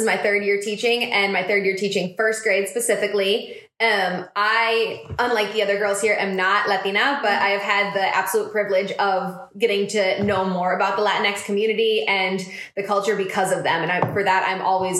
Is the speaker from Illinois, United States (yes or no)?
yes; Chicago, Illinois, United States; moved away as an adult; now in Indianapolis, United States; I'm originally from Chicago, but I came to Indy to go to Butler, and I graduated from there in 2018, and I've been a teacher here in Indy ever since.